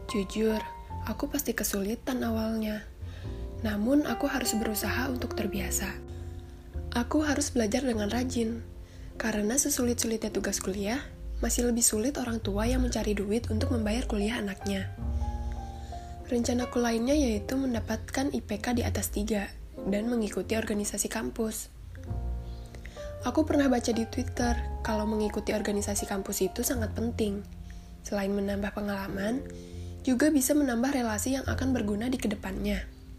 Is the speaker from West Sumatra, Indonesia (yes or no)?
no; Tangerang, Banten, Indonesia; Aku asalnya dari Tangerang.